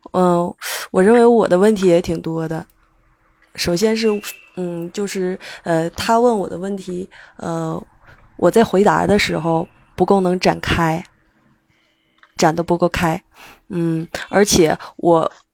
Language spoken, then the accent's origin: Chinese; Shenyang, Liaoning, China; 我来自辽宁沈阳